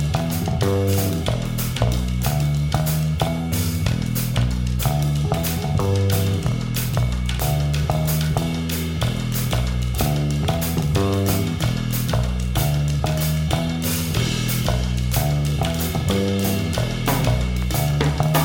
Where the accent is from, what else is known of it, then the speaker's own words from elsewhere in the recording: Detroit, Michigan, United States; moved away; I was originally from Detroit